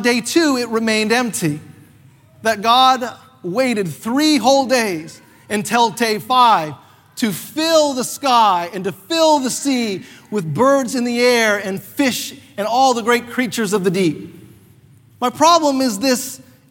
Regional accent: North Carolina, United States; now in Canada; I grew up not in Canada, even though I'm Canadian, but I grew up most of my life in North Carolina

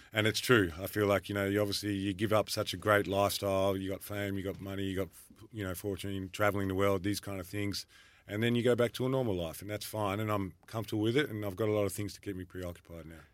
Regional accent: Frankston, Victoria, Australia; Growing up in Frankston, I never thought I'd learn Italian

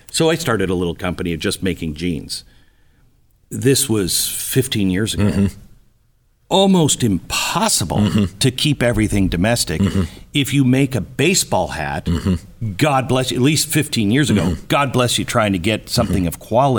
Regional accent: West Coast, United States; now in East Coast, United States; I remember when I moved from I grew up on the West Coast. Yeah. I moved to the East Coast.

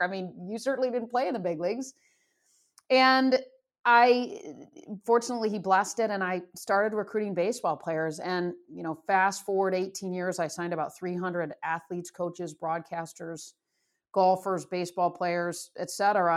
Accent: Michigan, United States; moved away; I grew up in Michigan

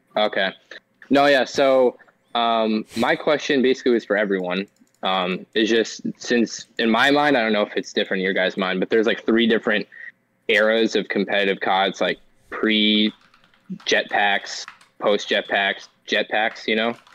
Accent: Orlando, Florida, United States; I'm from Orlando, Florida.

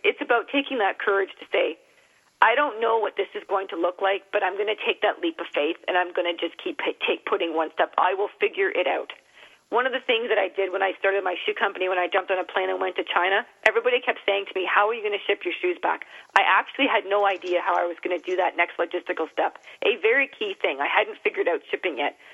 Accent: Toronto, Ontario, Canada; I actually live just outside of the city, but I grew up in Toronto

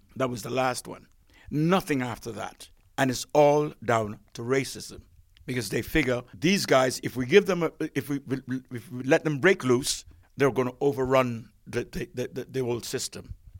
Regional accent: Jamaica

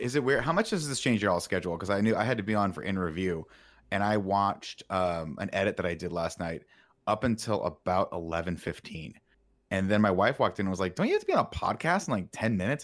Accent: Southern California, United States; Growing up in Southern California

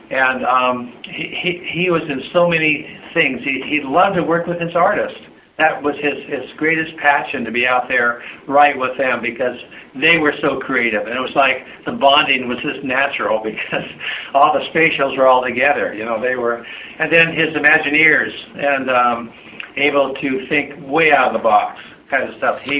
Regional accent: Southern California, United States; also born or lived in Canada; I grew up in Southern California. I was an immigrant. I'm a Scots Canadian that immigrated when I was 10.

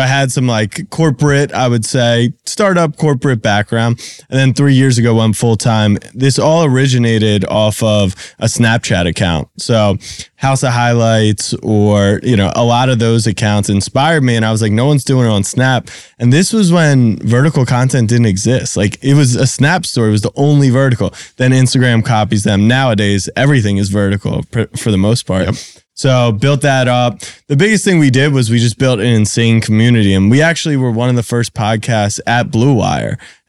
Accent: Baltimore, Maryland, United States; now in New York, United States; I grew up in Baltimore

